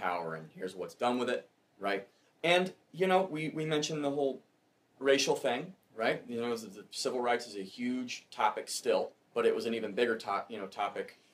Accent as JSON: {"language": "English", "region": "Pacific Northwest", "country": "United States", "tie": "born or raised there", "also_born_or_lived": "Arkansas", "said": "I was born in Arkansas, so oh. it's been a while. You know, uh, I'm Pacific Northwest raised"}